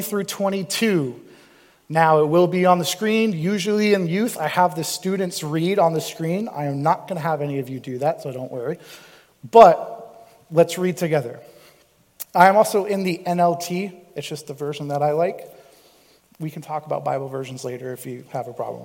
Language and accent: English; Cape Cod, Massachusetts, United States; moved away as an adult; also born or lived in Missouri; I'm from Cape Cod, Massachusetts. Like, you know, I grew up on the beach